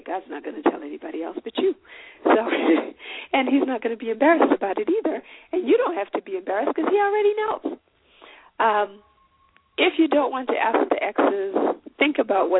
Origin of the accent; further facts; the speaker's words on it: Zimbabwe; now in Minnesota, United States; I'm from Zimbabwe, I live in the United States